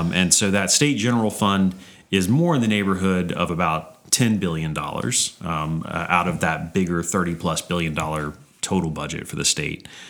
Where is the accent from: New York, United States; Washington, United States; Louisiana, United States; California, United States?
Louisiana, United States; Baton Rouge; also born or lived in Austin, Texas; I grew up in Baton Rouge